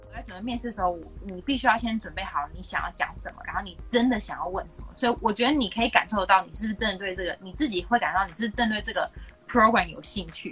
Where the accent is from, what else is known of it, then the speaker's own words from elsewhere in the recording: Taiwan; 从小在台湾写文章